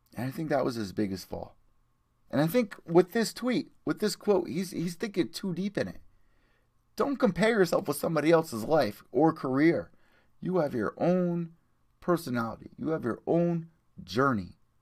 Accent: Connecticut, United States; I'm from Connecticut. I'm Italian.

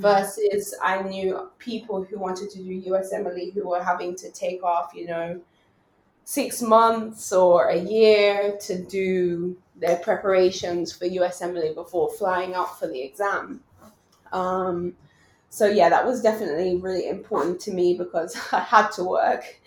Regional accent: England, United Kingdom; moved away as an adult; I grew up in England and my family is there

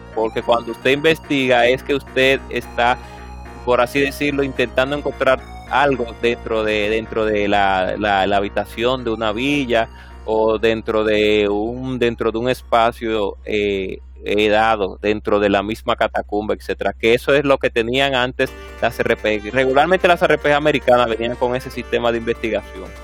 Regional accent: Dominican Republic; aquí como República Dominicana lo decimos de esa manera

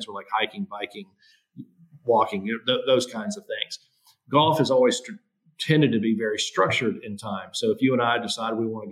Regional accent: Greenville, South Carolina, United States; I grew up here in Greenville, South Carolina

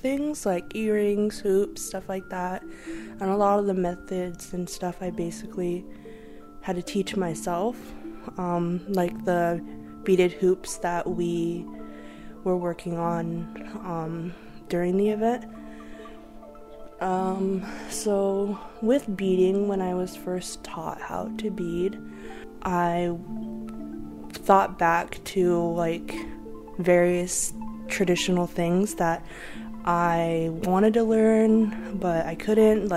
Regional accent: Lummi, Washington, United States; I'm from Lummi, but I'm also Canadian, Blackfoot, and Filipino.

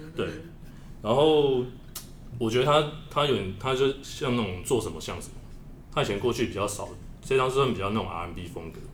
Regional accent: Taiwan; 我们台湾人

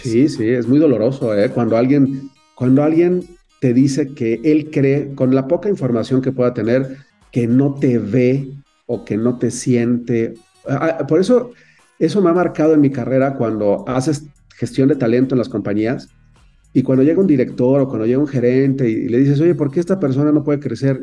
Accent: Mexico City, Mexico; also born or lived in Canada; nací en la Ciudad de México, viví toda mi infancia en, en Coyoacán

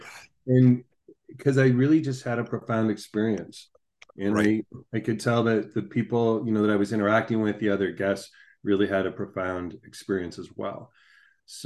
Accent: Canada; as a Canadian

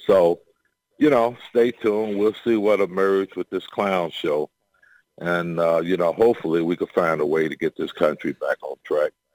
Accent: Chicago, Illinois, United States; I'm from Chicago

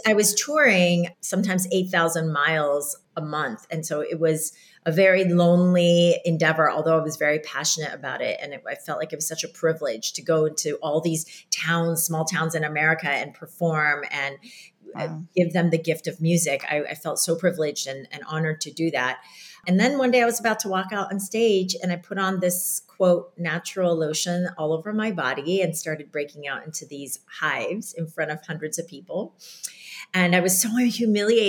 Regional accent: Iowa, United States; growing up in Iowa and these Korean, very strict parents

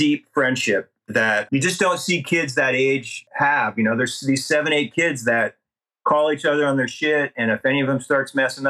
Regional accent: North Central Montana, United States; also born or lived in Missoula, Montana; I had this crazy idea to build a skate park in my hometown, which is up in North Central Montana

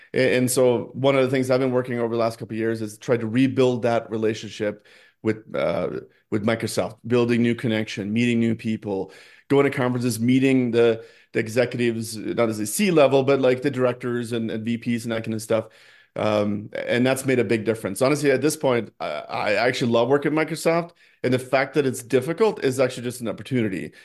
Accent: Norway; moved away as an adult; now in United States; I grew up in Norway, um, I first came to the United States for college

